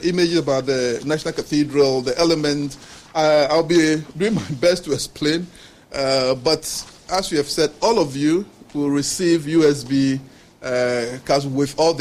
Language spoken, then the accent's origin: English; Ghana; moved away as an adult; also born or lived in Norway / Denmark; as a Ghanaian